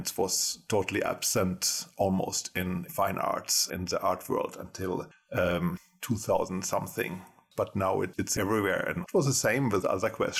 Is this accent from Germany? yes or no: yes; Germany; moved away as an adult; now in Gothenburg, Sweden; I was born in Germany a long time ago and I studied photography in Germany first. Then I came to Sweden as an exchange student, 25 years ago.